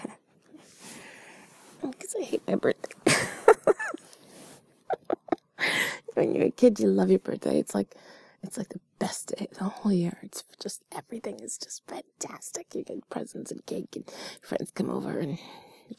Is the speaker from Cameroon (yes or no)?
no; Canada; I was born in Canada